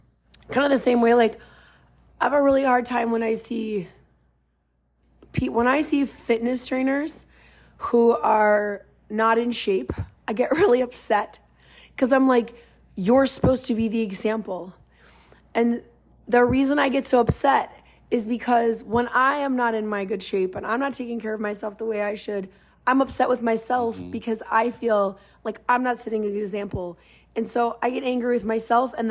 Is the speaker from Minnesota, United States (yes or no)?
yes; Minnesota, United States; speaking as a Minnesotan